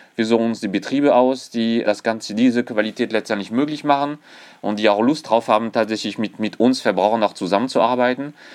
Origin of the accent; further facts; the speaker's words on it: France; accent: French; German is a second language; moved away as an adult; now in Germany; ich bin äh, tatsächlich gebürtiger Franzose, allerdings schon seit über 20 Jahren in Deutschland